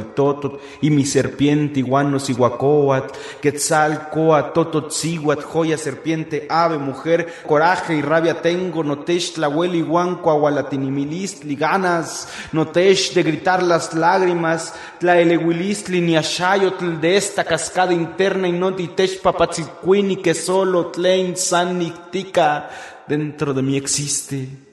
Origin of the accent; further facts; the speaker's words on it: Mexico City, Mexico; first language Spanish; nací en la Ciudad de México.